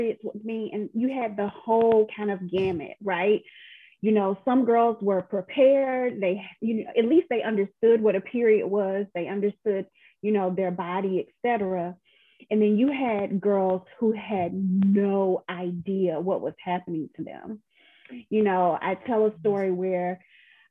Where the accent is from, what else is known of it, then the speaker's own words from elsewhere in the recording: Atlanta, Georgia, United States; I was born and raised in Atlanta, and this is my home